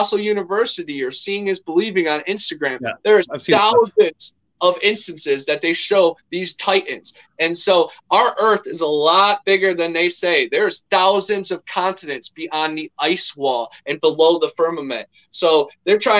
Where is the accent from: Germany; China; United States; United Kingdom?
United States; Ohio; now in Central Florida, United States; growing up near Lake Erie and then in Ohio